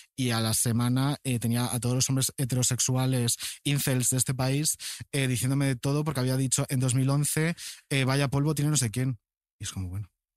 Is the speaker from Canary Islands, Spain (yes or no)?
yes; Canary Islands, Spain; also born or lived in Galicia; Yo nací en Galicia y uh. fui a Canarias de chiquitín.